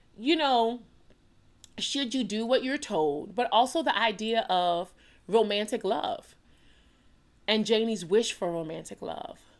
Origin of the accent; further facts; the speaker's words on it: New Orleans, Louisiana, United States; I'm born and raised in New Orleans, Louisiana